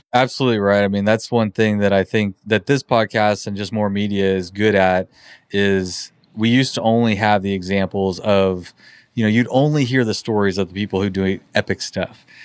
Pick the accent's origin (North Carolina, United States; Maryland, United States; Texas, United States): Texas, United States; we're from Texas